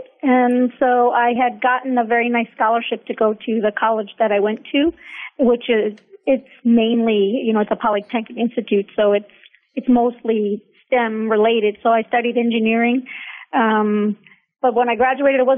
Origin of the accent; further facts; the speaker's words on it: Sleepy Hollow, New York, United States; moved away as an adult; also born or lived in Pittsburgh, Pennsylvania; now in San Antonio, United States; Yes, that is actually the name of where I grew up. It's really only about 10 miles outside of the Bronx in New York City